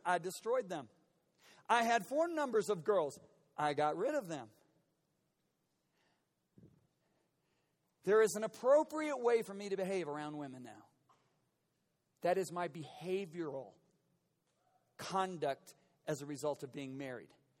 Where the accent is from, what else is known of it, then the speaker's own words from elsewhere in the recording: United States; In my 56 years of being an American